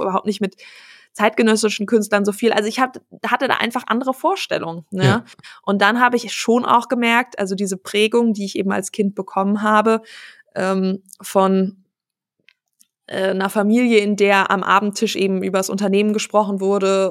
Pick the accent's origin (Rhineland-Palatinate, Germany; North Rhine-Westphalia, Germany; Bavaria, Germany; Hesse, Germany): Hesse, Germany; Wiesbaden; also born or lived in Aachen / Dinslaken; ich bin geboren in Aachen, dann haben mhm. wir eine Zeit in Dienstlaken gewohnt und ähm, als ich acht war, sind wir nach Wiesbaden gezogen